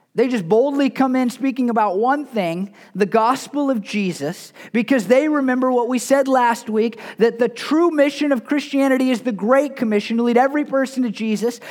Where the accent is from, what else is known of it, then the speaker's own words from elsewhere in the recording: United States; I'm an American. I'm a fairly patriotic American